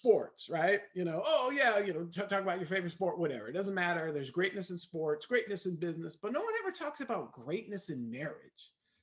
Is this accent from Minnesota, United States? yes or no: no; Los Angeles, California, United States; born and raised in Los Angeles